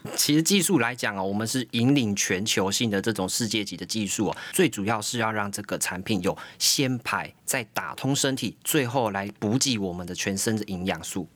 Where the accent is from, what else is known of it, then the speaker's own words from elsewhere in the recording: Taiwan; 我们台湾人